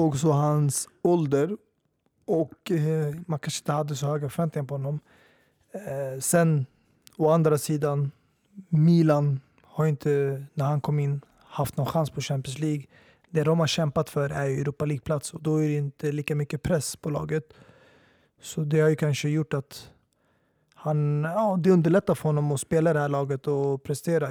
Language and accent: Swedish; Sweden; jag är svensk medborgare, jag är född och uppväxt här